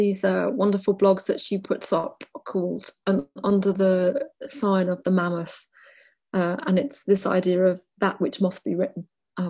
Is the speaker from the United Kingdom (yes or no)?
yes; Wales, United Kingdom; And I suppose I locate myself as a Welsh person alongside Ireland.